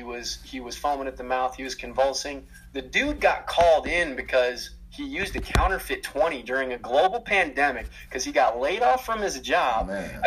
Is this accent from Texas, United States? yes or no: no; Minnesota, United States; also born or lived in Georgia; And I'm from Minnesota, man, from Minnesota and Georgia.